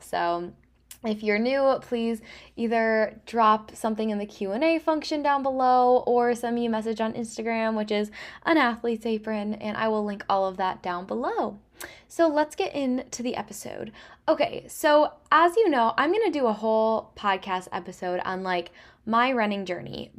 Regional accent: Traverse City, Michigan, United States; I was born and raised in Traverse City, so it is just home to me

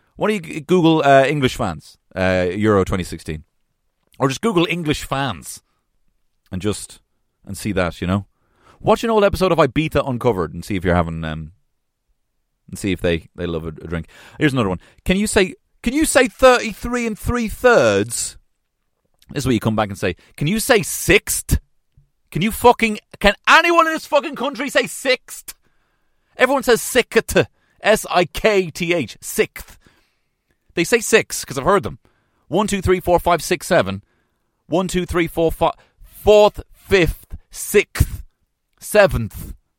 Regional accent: Ireland; we, as Irish people, do have some stereotypes

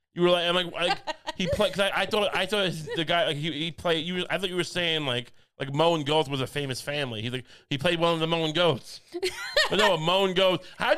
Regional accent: Ohio, United States; born there; I was born in Dave, Ohio.

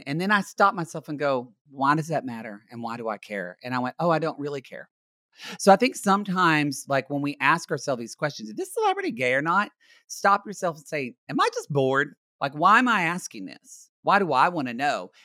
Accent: Ardmore, Oklahoma, United States; now in Los Angeles, United States; my hometown of Ardmore, Oklahoma

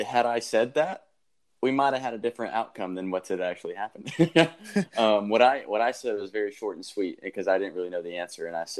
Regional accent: right south of Atlanta, Georgia, United States; I'm actually from Lanta. Oh, really? Yeah, I'm right south of Atlanta.

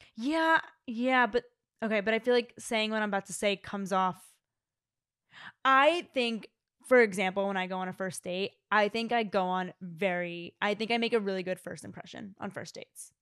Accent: suburbs of Philadelphia, Pennsylvania, United States; born or raised there; moved away

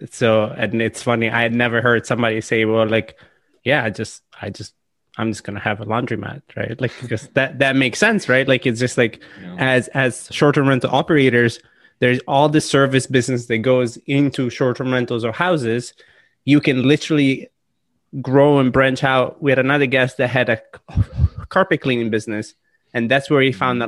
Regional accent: Italy; now in United States; being born and raised in Italy

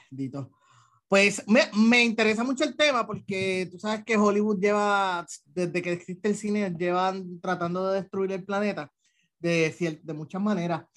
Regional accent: Puerto Rico; los puertorriqueños tenemos en común con, con el resto de Latinoamérica

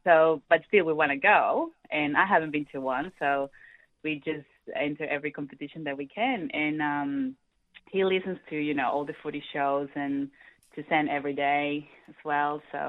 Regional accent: Peru; moved away as an adult; now in Australia; I'm originally from Peru

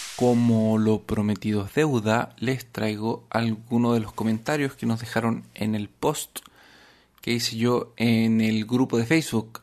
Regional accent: Arica, Arica y Parinacota, Chile; Arica es la ciudad donde yo nací

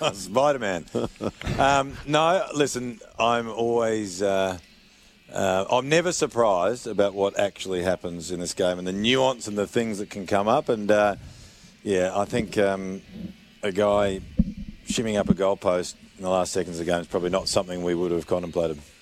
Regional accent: South Australia, Australia; I'm South Australian.

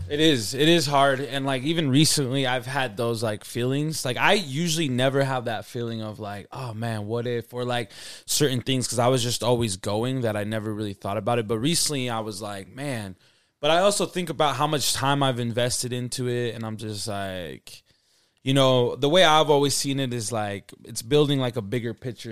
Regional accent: Salt Lake City, Utah, United States; I'm from Salt Lake City, Utah. You know, I grew up here, born and raised

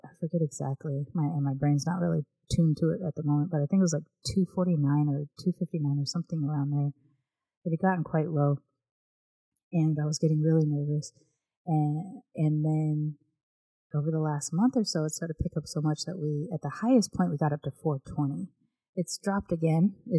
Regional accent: United States; born there; I did grow up with my British grandmother living with us on and off in my childhood, I'm still American-born

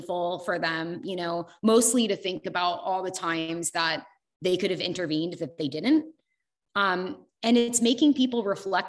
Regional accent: United States; I lived in like small town USA

